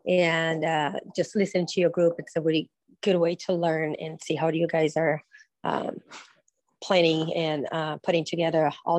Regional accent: Brazil; now in Indianapolis, United States; I'm also from Brazil

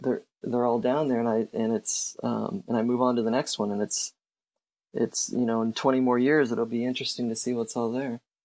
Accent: Cape Girardeau, Missouri, United States; also born or lived in California; now in St. Louis, United States; I'm originally from Cape Girardeau

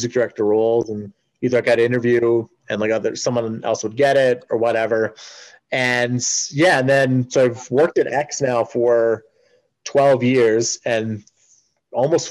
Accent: Edmonton, Alberta, Canada; I'm from Edmonton

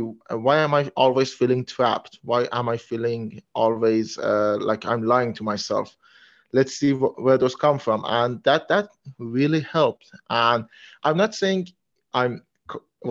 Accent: Iran; English is a second language; I'm from Iran

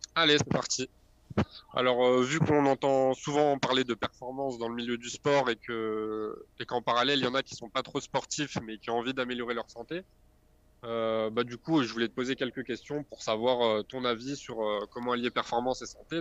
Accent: Grenoble, Auvergne-Rhône-Alpes, France; je suis de Grenoble

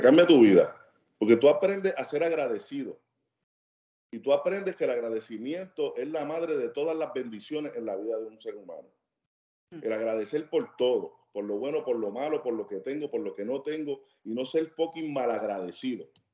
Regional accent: Cagua, Aragua, Venezuela; moved away; la mayoría de las personas con las que yo me crié, especialmente en Cagua

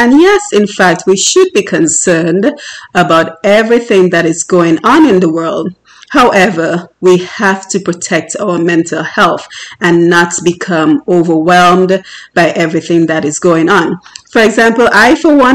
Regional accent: Dominica; moved away; growing up in Dominica and the challenges I myself faced

